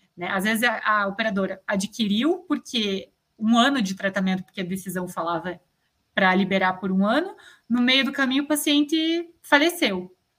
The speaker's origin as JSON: {"language": "Portuguese", "country": "Brazil", "said": "enquanto cidadão, né, enquanto brasileiro"}